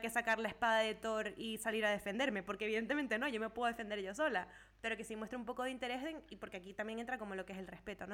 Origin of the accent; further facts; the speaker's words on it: Venezuela; now in Europe; todos somos de Venezuela